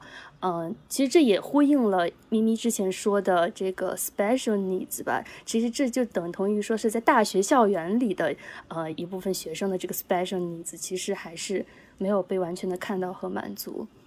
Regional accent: China; now in United States; 比如说，我有也是来自中国的朋友

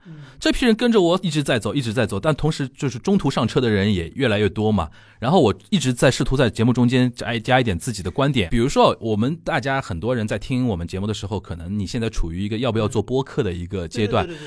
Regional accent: Shanghai, China; 我是上海人，我聊很多上海文化的那些东西

